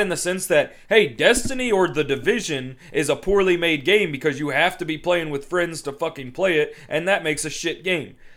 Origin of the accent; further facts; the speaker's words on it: Louisiana, United States; I was raised in Louisiana